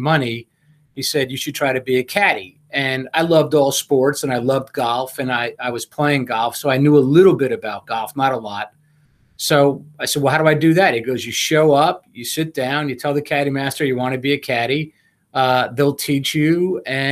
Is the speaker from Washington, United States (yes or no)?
no; Harrison, New York, United States; The first loop I ever made was at a club in Harrison, New York, which was my hometown